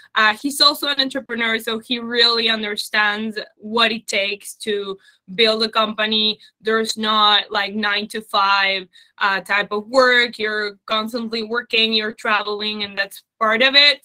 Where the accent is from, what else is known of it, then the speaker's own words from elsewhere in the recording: Uruguay; moved away as an adult; also born or lived in Germany; I was born in Uruguay. Then I lived in Germany